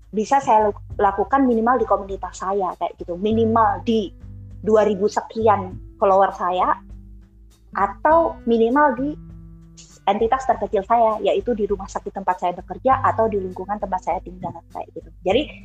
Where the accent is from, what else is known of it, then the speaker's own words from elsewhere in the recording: Surakarta, Central Java, Indonesia; kampungku aja yang udah di pasar Kliwon notabene uh, Solo